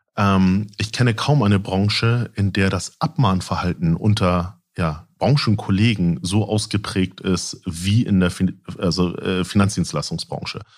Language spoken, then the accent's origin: German; Lübeck, Schleswig-Holstein, Germany; moved away; also born or lived in Husum; Ich bin tatsächlich gebürtiger Lübecker, bin dann irgendwie an die West Coast gegangen von der East Coast